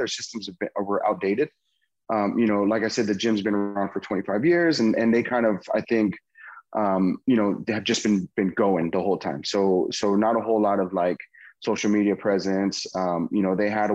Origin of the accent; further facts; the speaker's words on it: Patterson, California, United States; also born or lived in Bay Area; I ended up moving back to my hometown, which is Patterson.